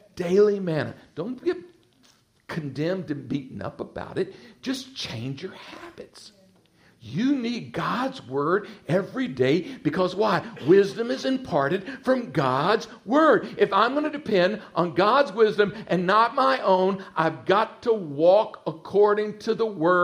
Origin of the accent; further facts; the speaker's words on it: Texas, United States; accent: twang; moved away as an adult; now in Virginia Beach, United States; I'm originally from Texas, spent all my life in Texas, and the Lord led us in 1991 to relocate to the Virginia Beach area